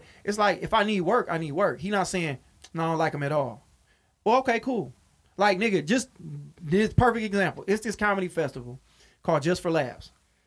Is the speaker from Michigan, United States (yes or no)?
yes; Detroit, Michigan, United States; I'm a nigga from Detroit